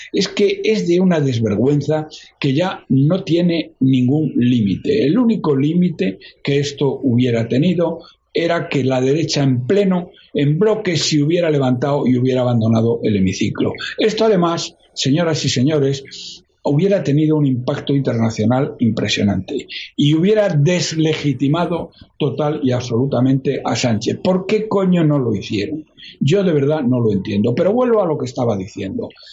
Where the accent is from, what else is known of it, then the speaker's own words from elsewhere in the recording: Spain; como cualquier español de bien